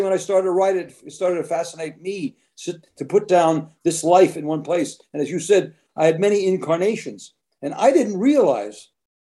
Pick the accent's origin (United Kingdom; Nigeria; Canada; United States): United States; I was born in America